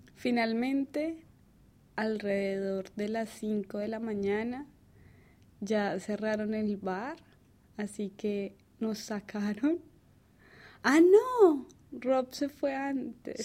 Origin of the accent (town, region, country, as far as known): Colombia; moved away